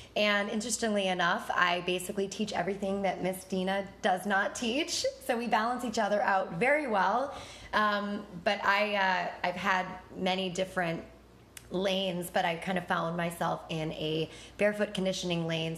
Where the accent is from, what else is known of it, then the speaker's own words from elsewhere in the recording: Buffalo, New York, United States; moved away as an adult; I'm from Buffalo